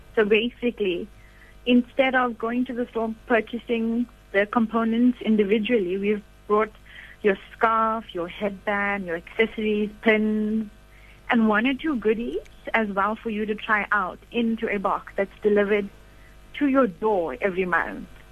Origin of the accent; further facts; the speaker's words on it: Durban, KwaZulu-Natal, South Africa; now in Bloemfontein, South Africa; I'm from Durban, but living in Bloemfontein